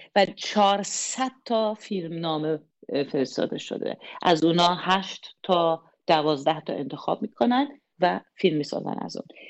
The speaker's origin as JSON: {"language": "Persian", "country": "Germany", "first_language": "German", "second_language": "Persian", "said": "زبان اول من آلمانیه"}